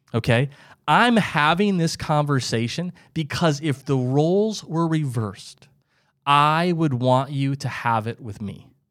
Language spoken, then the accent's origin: English; Midwest, United States; I, I lived, I grew up in the Midwest